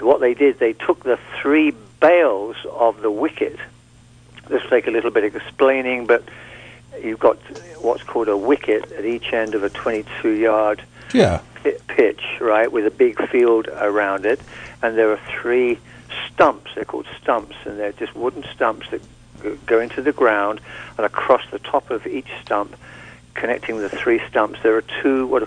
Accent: Surrey, South East England, United Kingdom; where I grew up in England, in Surrey, on the Kent-Surrey border, just south of England, south of London

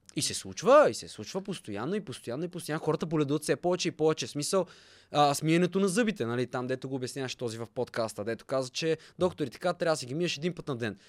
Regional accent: Bulgaria; съм българин

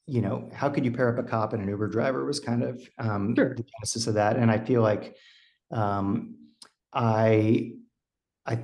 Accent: Texas, United States; moved away as an adult; also born or lived in Austin, Texas; now in Los Angeles, United States; I was born and raised in Texas, but I live

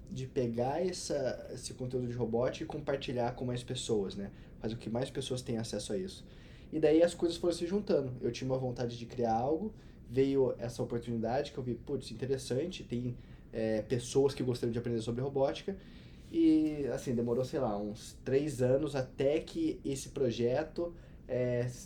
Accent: Cachoeira de Minas, Minas Gerais, Brazil; Sou de Cachoeira de Minas, a metrópole de 12 mil habitantes aí no sul de Minas. mineiro.

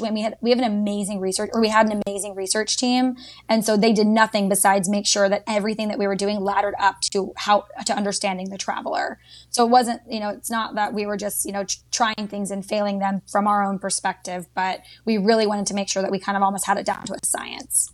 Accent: Dallas, Texas, United States; moved away as an adult; also born or lived in Georgia; now in Washington, D.C. area, United States; I grew up in Dallas, Texas for all 18 years

